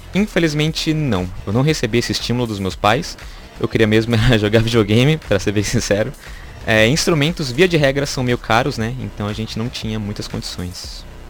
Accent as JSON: {"language": "Portuguese", "town": "Taboão da Serra", "region": "São Paulo", "country": "Brazil", "tie": "born or raised there", "said": "e sou natural da cidade de Taboão da Serra"}